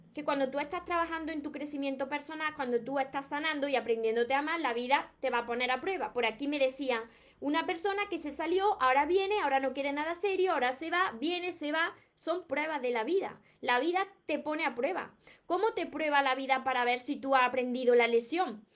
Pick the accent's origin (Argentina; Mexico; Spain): Spain; Córdoba, Andalusia; Soy de Córdoba, España